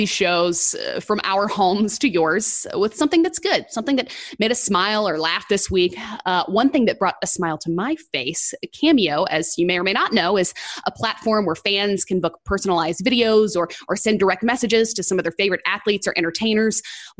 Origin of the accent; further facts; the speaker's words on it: Tallahassee, Florida, United States; I grew up in Tallahassee.